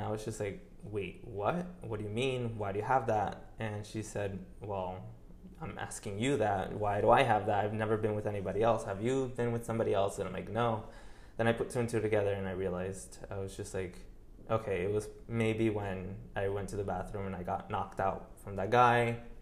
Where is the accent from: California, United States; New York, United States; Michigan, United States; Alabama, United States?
New York, United States; moved away as an adult; also born or lived in Colombia (ancestry); now in Miami, United States; I was born and raised in New York. Uh, I, I was there until I was probably 23, 24, until I moved here